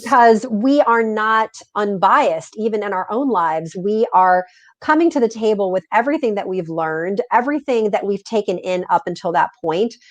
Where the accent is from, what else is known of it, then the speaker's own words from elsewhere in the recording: Southern California, United States; English is a second language; I had gone to elementary, middle, and high school, private schools here in Southern California.